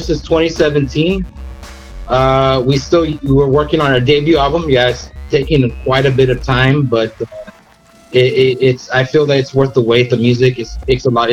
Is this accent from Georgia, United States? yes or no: no; Weslaco, Texas, United States; we're from a little town called West Loco